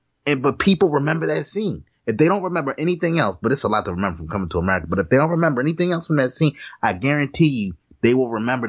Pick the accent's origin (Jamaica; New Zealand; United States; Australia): Jamaica; Yeah, I'm not black. Yeah. I'm Jamaican. Yeah, Haitian too.